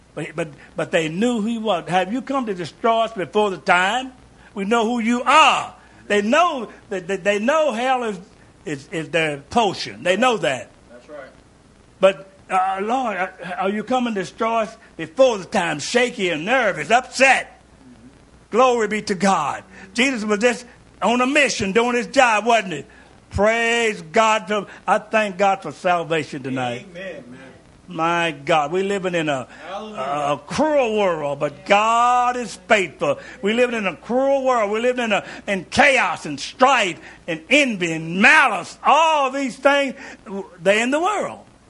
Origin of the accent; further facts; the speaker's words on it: Kentucky, United States; I grew up in Kentucky